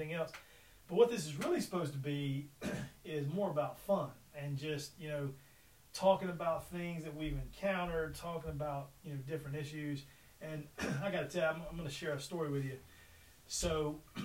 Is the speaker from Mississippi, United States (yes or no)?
yes; Mississippi, United States; growing up in the great state of Mississippi